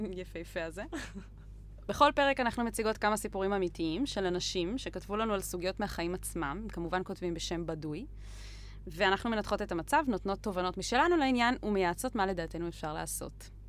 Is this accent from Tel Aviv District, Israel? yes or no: no; Arava, near Eilat, Southern District, Israel; moved away; כי אני לא הולכת לחזור לערבה.